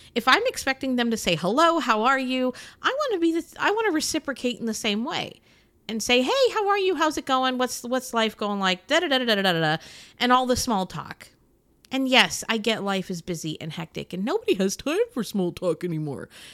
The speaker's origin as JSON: {"language": "English", "country": "United States", "said": "I'm an American"}